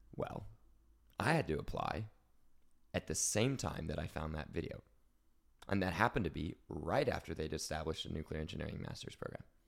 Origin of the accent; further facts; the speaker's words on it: Oklahoma, United States; moved away; I'm from Oklahoma. That's oil country.